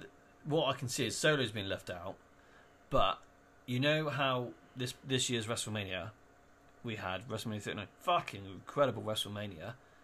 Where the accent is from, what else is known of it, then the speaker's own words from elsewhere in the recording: Dorset, South West England, United Kingdom; Our pronunciation is so shit, guys. I'm really sorry. It's not our fault. We come from Dorset.